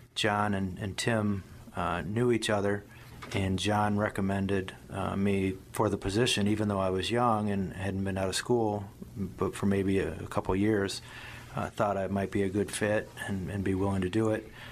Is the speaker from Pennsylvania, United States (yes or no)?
no; Medina County, Ohio, United States; also born or lived in Miami; I grew up in Medina County. I went to, to high school here in Medina County.